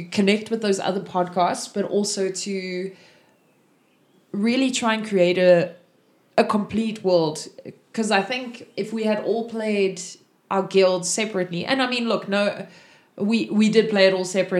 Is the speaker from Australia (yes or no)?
no; South Africa; I'm from South Africa.